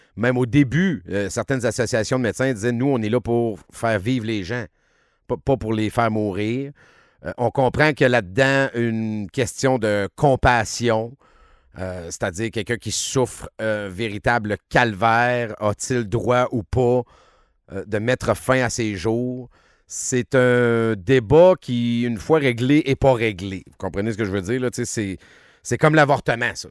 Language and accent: French; Quebec, Canada; chez nous au Québec.